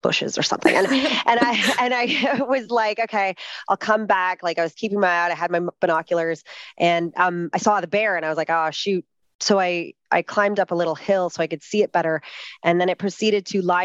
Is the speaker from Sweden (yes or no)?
no; Canada; now in Australia; I'm Canadian